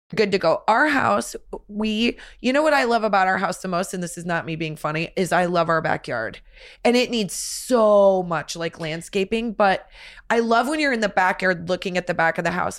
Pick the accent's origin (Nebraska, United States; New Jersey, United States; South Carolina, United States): Nebraska, United States; when we were growing up in Nebraska